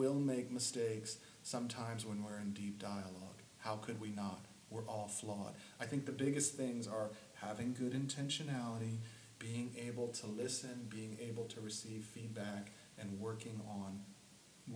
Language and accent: English; the South, United States; I grew up in the South.